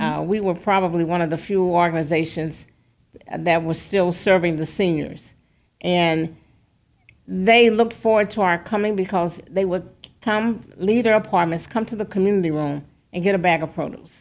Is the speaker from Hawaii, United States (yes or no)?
no; St. Louis, Missouri, United States; also born or lived in Boston; growing up in Saint Louis